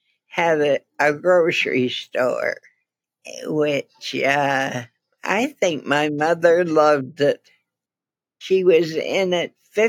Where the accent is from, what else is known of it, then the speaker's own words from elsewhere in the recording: Appin, Ontario, Canada; moved away as an adult; also born or lived in Detroit; I was born in Appin, Ontario